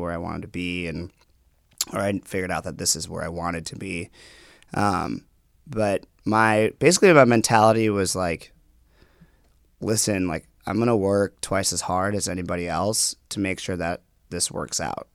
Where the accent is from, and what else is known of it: Minnetonka, Minnesota, United States; born or raised there; also born or lived in Guatemala